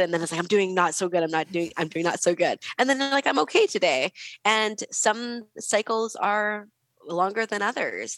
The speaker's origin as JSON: {"language": "English", "region": "West Coast", "country": "United States", "said": "I'm from the West Coast"}